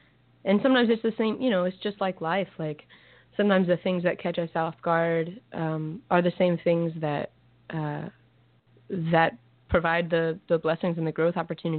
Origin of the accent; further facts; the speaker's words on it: Texas, United States; moved away; where I'm from Texas, so I'm gonna go play a little string of shows in my home state